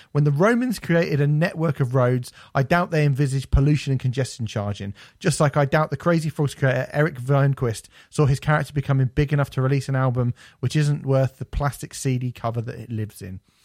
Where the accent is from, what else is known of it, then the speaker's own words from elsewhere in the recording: United Kingdom; I feel bad for being British